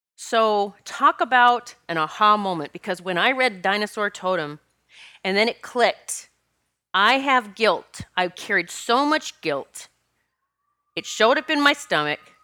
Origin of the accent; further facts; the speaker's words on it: Rapid City, South Dakota, United States; I grew up in Rapid City, South Dakota